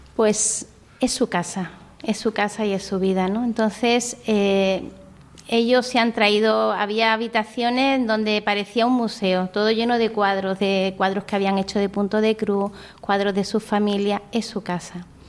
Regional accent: Vélez-Málaga, Andalusia, Spain; moved away as an adult; also born or lived in Indonesia; soy de Vélez Málaga, de la provincia de Málaga

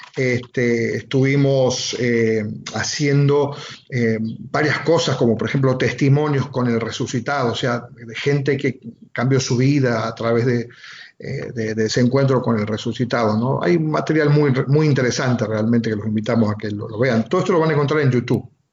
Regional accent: Argentina; now in Almería, Spain; soy de Argentina, soy natural de Argentina

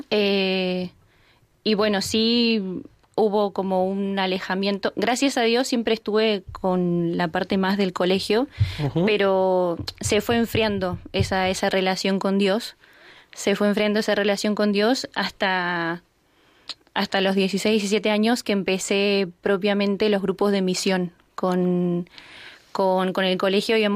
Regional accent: San Luis, Argentina; born there; Eh, bueno, nací en San Luis, en una provincia, como dijo, de Argentina.

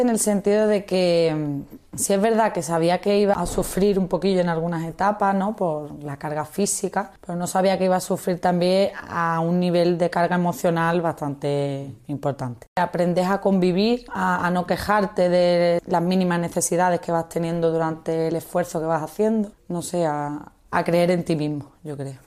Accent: Málaga, Andalusia, Spain; tengo 28 años y vengo de Málaga

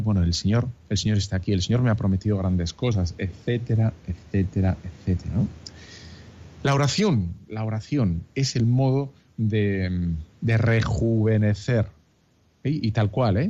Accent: Bilbao, Basque Country, Spain; soy de Bilbao

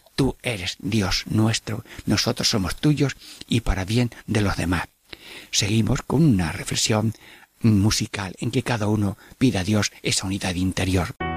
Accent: Jaén, Andalusia, Spain; moved away; en mi pueblo de Jaén

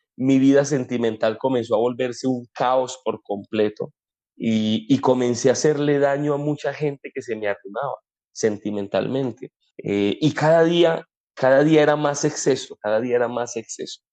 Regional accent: Colombia; aquí en Colombia llamamos

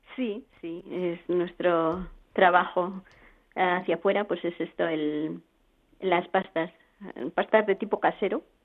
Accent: Spain; nosotros además somos castellanos

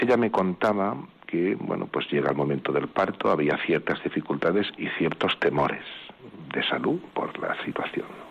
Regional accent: Vinalesa, Valencian Community, Spain; mi pueblo, Vinalesa

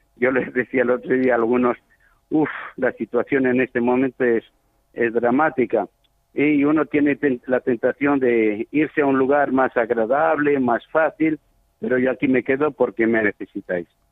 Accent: Zaragoza, Aragon, Spain; moved away as an adult; also born or lived in Chad; now in Sarh, Chad; yo soy de Zaragoza, nacido en Zaragoza

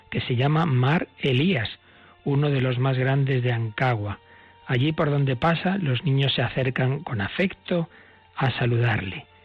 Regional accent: Baghdad, Baghdad Governorate, Iraq; born there; nací en Bagdad en 1972.

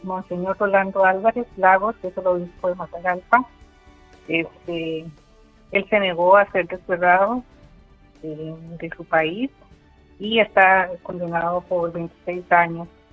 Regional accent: Costa Rica; now in Coria del Río, Spain; como costarricense, que vivo acá, también soy española en, en España

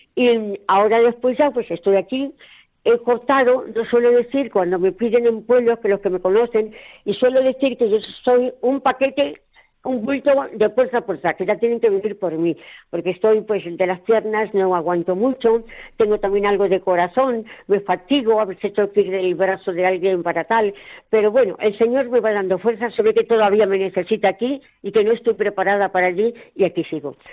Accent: Puente del Arzobispo, Castilla-La Mancha, Spain; moved away as an adult; A mis 20 años yo soy de Puente del Arzobispo y vivía muy tranquilita en mi casa con mis padres, mis tíos, mis hermanos

